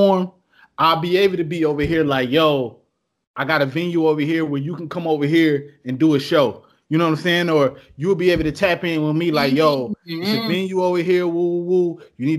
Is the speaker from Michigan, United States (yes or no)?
yes; Detroit, Michigan, United States; downtown in my hometown city, Detroit